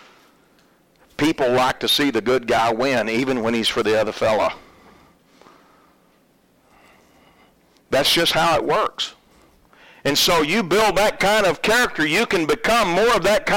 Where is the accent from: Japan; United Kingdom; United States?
United States; Oklahoma; moved away; I'm originally from Oklahoma